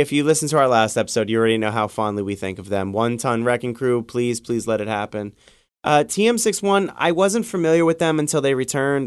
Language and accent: English; New York City, New York, United States; I was born and raised in the Bronx, and I live in the Bronx still.